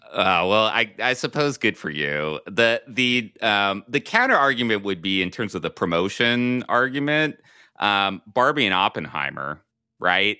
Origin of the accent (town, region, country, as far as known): Southern California, United States; moved away